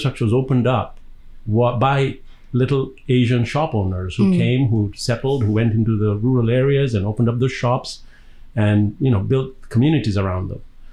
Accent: Dar es Salaam, Tanzania; accent: Indian, but African accent; moved away; also born or lived in Birmingham, England; I was born in Dar es Salaam in Tanzania, which is on the east coast of Africa, on the Indian Ocean.

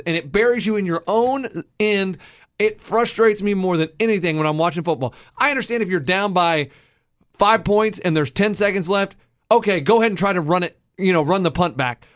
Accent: Texas, United States; we grew up in Texas

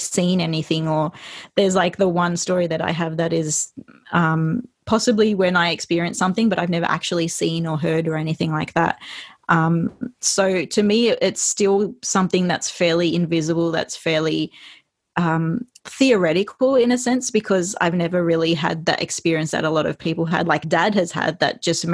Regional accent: Indonesia; moved away as an adult; also born or lived in Australia; So most of my growing up of like being actually aware of my surroundings and learning things, I think, was mostly in Indonesia, because that was from around 8 to 18, and then moved to Australia for university

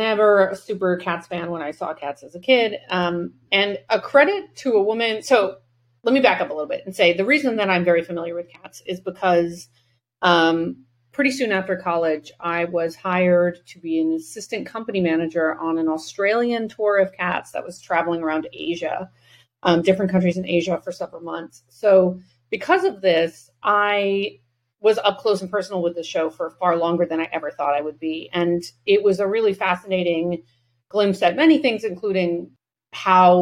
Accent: New England, United States; we all have extremely hooded eyes and come from New England

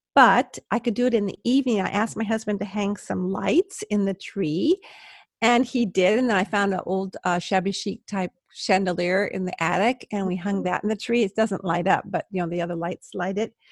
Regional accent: Palos Verdes, California, United States; I'm a California girl

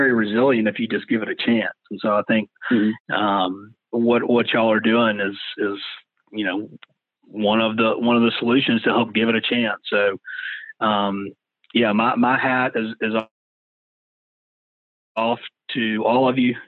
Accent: Savannah, Georgia, United States; Me and some friends from that I grew up with in Savannah

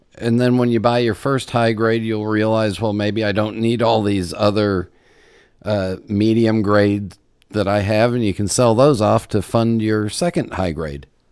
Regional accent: Los Angeles, California, United States; growing up in Los Angeles

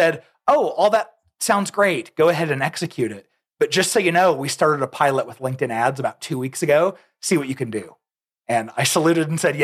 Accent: Arizona, United States; now in Lehi, United States; I'm actually originally from Arizona, but I came here about probably 18 years ago now

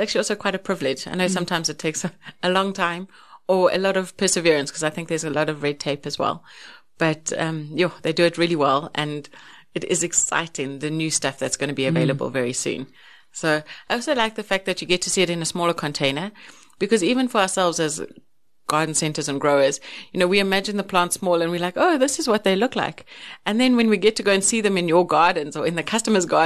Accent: South Africa; I am a South African

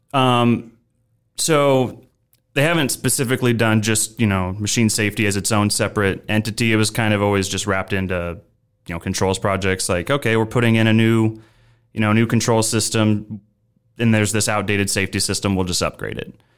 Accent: Omaha, Nebraska, United States; moved away as an adult; also born or lived in Chicago; I'm originally from Omaha, Nebraska. So I am a Nebraska native.

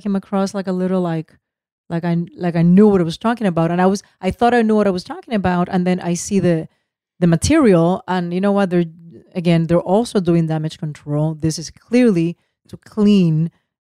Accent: United States; us. The Americans

